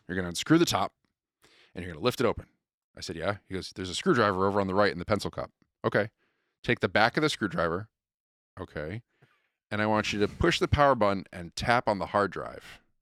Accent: Connecticut, United States; moved away; I'm from Connecticut originally

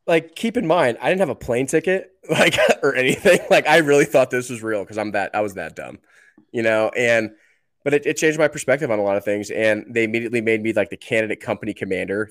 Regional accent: New Jersey, United States; moved away; also born or lived in New York / Colorado; I grew up in New Jersey. I was born in New York

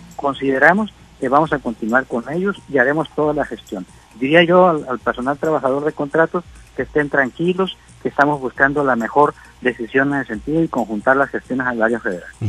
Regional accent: Sinaloa, Mexico; como somos todos los sinaloenses

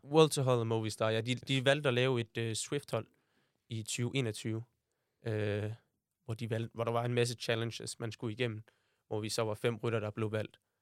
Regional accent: Aarhus, Central Denmark Region, Denmark; jeg er født her i Aarhus, nærmere sagt Tilst, øh, med min mor og far og min storebror

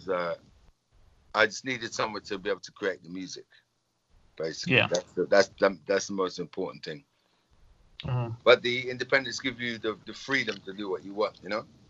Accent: England, United Kingdom; being English as well. Living in England

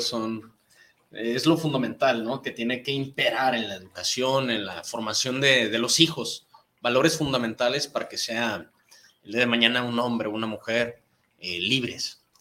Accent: Mexico; nuestra sociedad como mexicanos

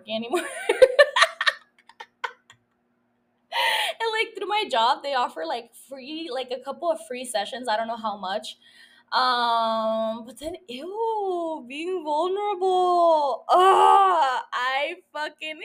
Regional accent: Calexico, California, United States; now in San Diego, United States; I had gone down to my hometown, to Calexico

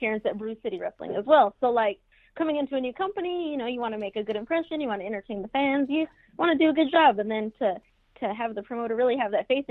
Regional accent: New Mexico, United States; now in Davenport, United States; I'm from New Mexico, like, around Albuquerque

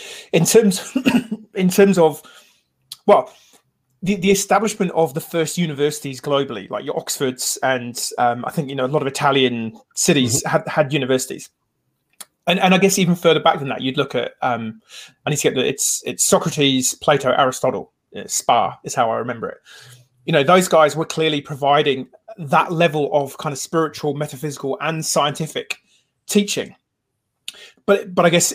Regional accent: Wales, United Kingdom; the native Britons, who eventually then became the Welsh

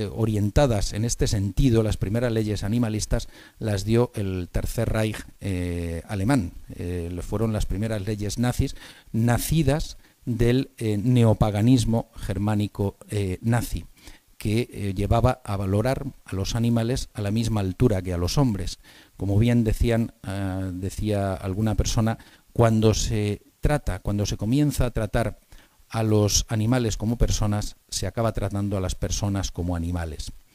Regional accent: Spain; como españoles

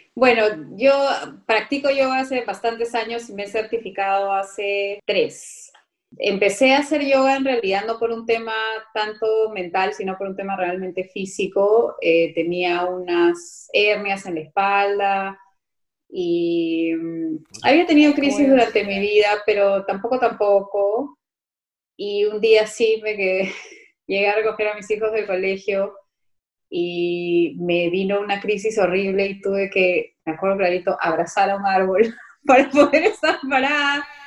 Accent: Lima, Peru; los limeños

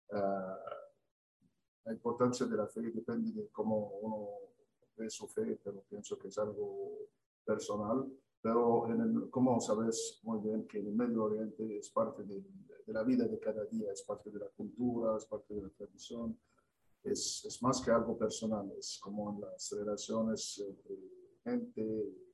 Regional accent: Egypt; Spanish is a second language; moved away as an adult; also born or lived in Canada; now in Argentina; mi fe, soy, soy cristiano. los cristianos de Egipto

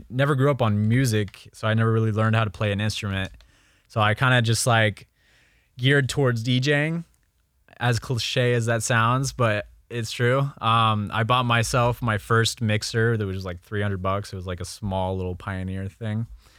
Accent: Memphis, Tennessee, United States; So I grew up in Memphis, Tennessee. A little bit, not Nashville. A lot of people think Nashville, but...

